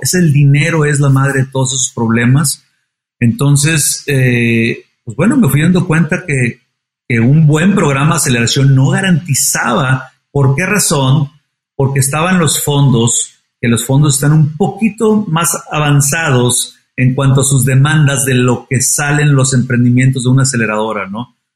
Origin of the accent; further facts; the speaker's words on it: Monterrey, Nuevo León, Mexico; soy regiomontano, eh, como tú dices, me gusta la carne asada, como, como la mayoría de los regios